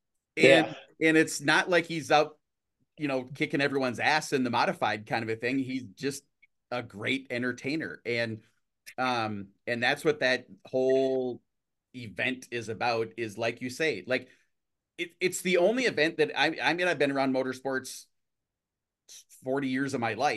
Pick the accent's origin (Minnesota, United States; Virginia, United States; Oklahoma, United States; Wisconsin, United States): Minnesota, United States; I'm from Minnesota